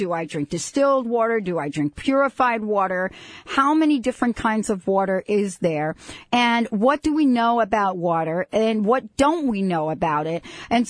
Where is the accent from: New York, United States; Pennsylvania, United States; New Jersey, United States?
New Jersey, United States; I grew up in New Jersey.